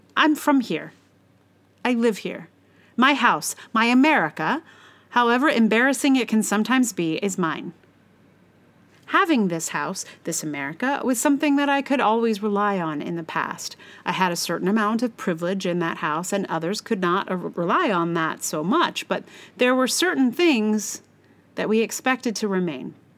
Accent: United States; I am American

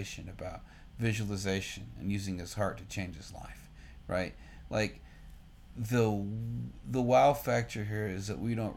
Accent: Austin, Texas, United States; my hometown, Austin, motherfucking Texas

